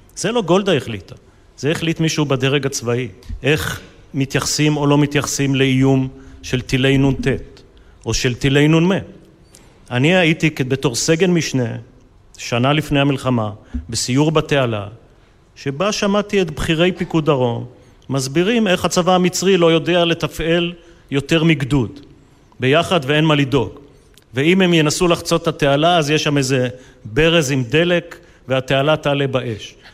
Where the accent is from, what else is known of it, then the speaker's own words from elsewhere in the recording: Israel; אני חלק מהם, אני אה, שותף להם, גדלתי בהם, שירתתי בהם, ואחד זה קיבוץ